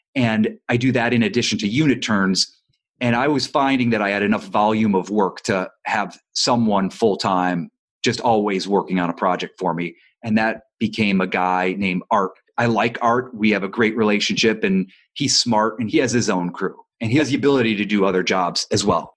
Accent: Ohio, United States; now in Los Angeles, United States; I'm not from Los Angeles, I'm from Ohio

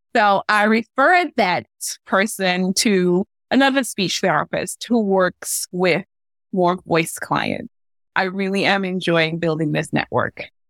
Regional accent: Trinidad & Tobago; now in Gaithersburg, United States; If you hear a little bit of an accent, it because I'm originally from Trinidad and Tobago

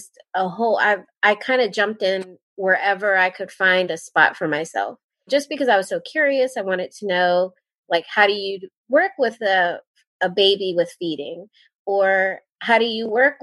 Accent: Towson, Maryland, United States; moved away as an adult; also born or lived in South Carolina; now in Fayetteville, United States; I went to Towson University in Towson, Maryland, which is where I'm from. I'm actually from Maryland.

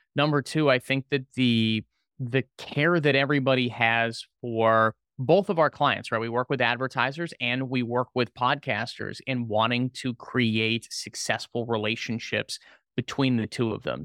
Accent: Orlando, Florida, United States; I was originally from the Orlando area and went back home

